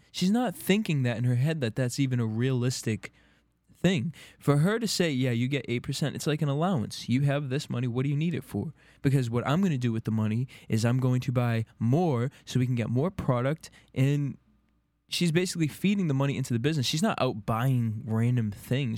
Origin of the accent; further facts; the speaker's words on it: Boston, Massachusetts, United States; moved away; in Boston, my hometown